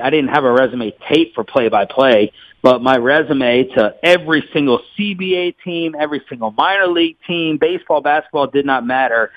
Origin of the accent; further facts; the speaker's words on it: Maryland, United States; moved away as an adult; also born or lived in Washington, D.C. / Kansas City; now in Dallas-Fort Worth, United States; I grew up in Maryland and, and, and DC